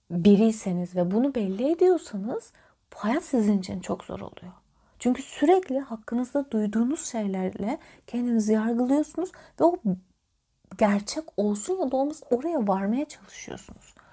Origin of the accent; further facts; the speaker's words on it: Sivas Province, Turkey; Mesela ben çok karşılaşırım. Sivaslıyım ben. İstanbul'un bilmem ne kadarı Sivaslıdır.